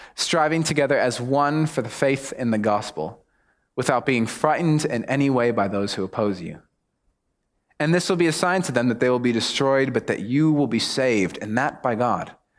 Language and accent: English; United States; accent: American; moved away as an adult; also born or lived in United Kingdom / Mexico; now in New Zealand; my accent gives me away. So, obviously, I'm American